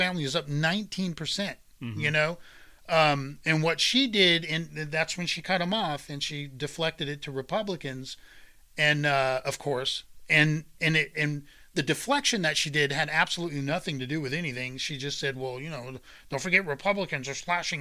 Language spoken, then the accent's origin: English; United States; this is as an American veteran